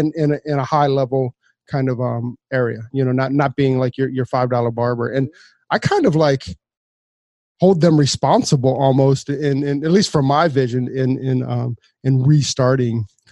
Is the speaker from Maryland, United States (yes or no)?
yes; Montgomery County, Maryland, United States; we grew up in Montgomery County. I grew up in Montgomery County as well. Like I grew up between like Silver Spring and Gaithersburg.